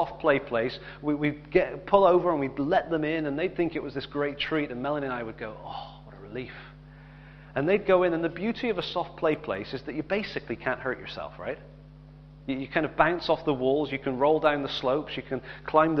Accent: England, United Kingdom; I'm glad I'm English

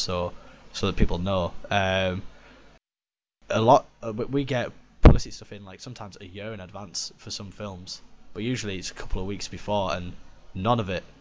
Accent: Middlesbrough, North East England, United Kingdom; we're from Middlesbrough

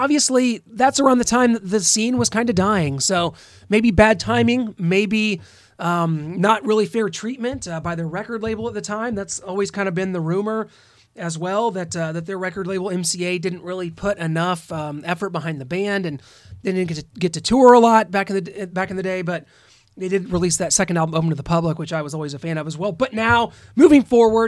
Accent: Midwest, United States; As a Midwesterner

